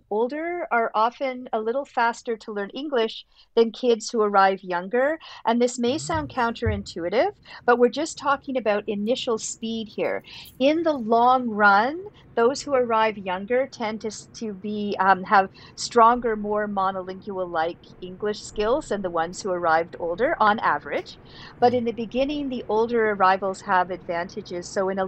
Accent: Canada; well, I guess from my perspective as a Canadian, these families seem large

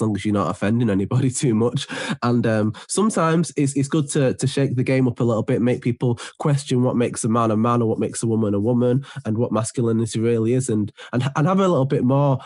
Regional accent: Manchester, North West England, United Kingdom; I am from Manchester.

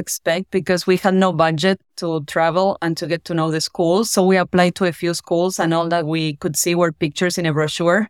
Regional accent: General Belgrano, Buenos Aires Province, Argentina; moved away as an adult; now in United States; I'm from Argentina, from a small town called General Belgrano. And I moved to Buenos Aires at the age of eighteen to study.

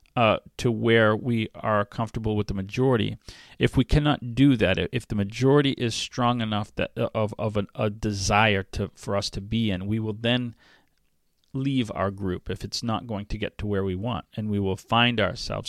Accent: New England, United States; now in Waukesha, United States; I grew up in New England in the seventies and eighties

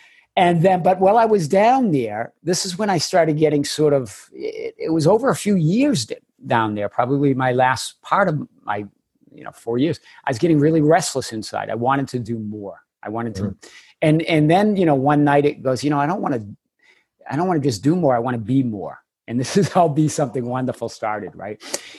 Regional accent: Chelmsford, Massachusetts, United States; accent: Boston; moved away; I grew up in the Boston area, just north of Boston, and that will come out. You'll hear the accent occasionally. North of Boston in Merrimack Valley area, and in a little town called Chelmsford.

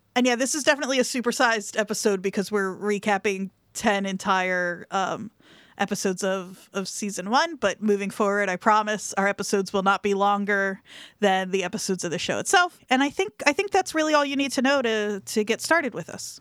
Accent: New Jersey, United States; I'm from South Jersey, uh, Camden County, Burlington County

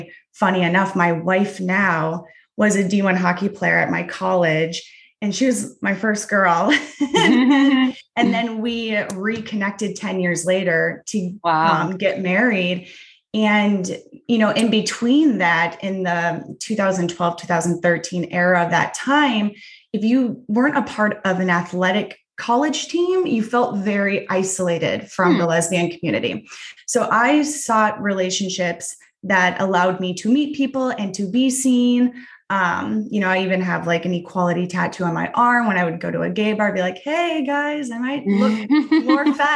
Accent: Midwest, United States; I grew up in the Midwest

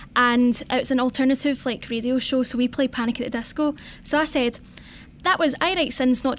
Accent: Glasgow, Scotland, United Kingdom; I'm from Glasgow.

